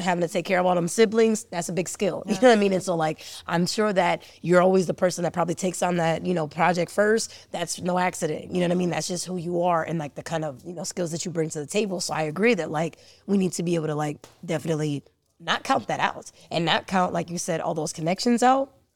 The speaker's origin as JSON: {"language": "English", "town": "Cleveland", "region": "Ohio", "country": "United States", "tie": "born or raised there", "said": "I was born in Cleveland"}